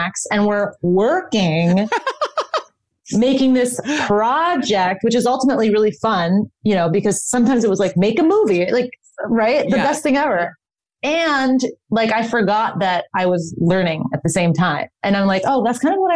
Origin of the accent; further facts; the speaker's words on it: Chicago, Illinois, United States; moved away; I got to work in Chicago, which is my hometown.